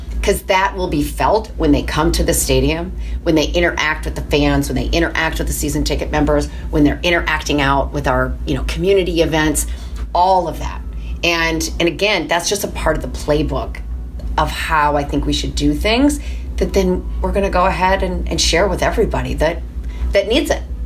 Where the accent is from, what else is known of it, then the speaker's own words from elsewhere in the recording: Michigan, United States; moved away; also born or lived in Minnesota; I was born in Minnesota, um, but grew up in Michigan